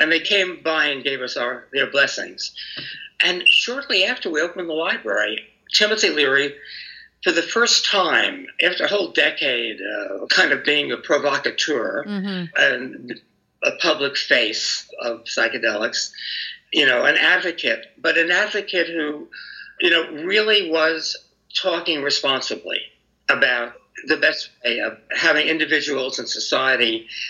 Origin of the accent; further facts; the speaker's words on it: New York, United States; now in San Francisco, United States; And I came to San Francisco from New York.